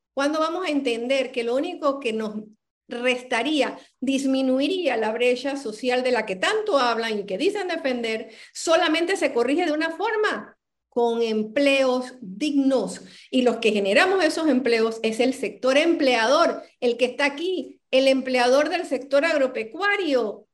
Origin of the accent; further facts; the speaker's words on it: Panama; Yo quiero que alguien me dé la seguridad como ser humano y como panameña